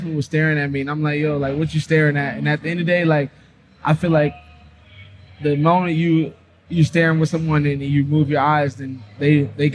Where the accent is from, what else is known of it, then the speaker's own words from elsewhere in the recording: Pebble Brook, Georgia, United States; I went to Pebble Brook